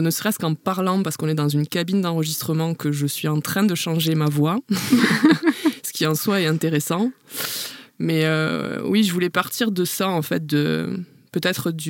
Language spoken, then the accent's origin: French; Béziers, Occitania, France; accent: sud-ouest / midi; moved away as an adult; also born or lived in Toulouse / Marseille; je suis, je suis née et j'ai grandi à Béziers, qui est à côté de Sète.